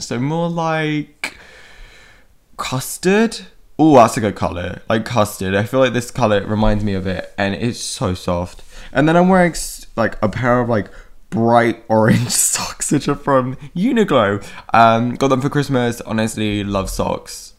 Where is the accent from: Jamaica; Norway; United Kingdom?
United Kingdom; I'm British also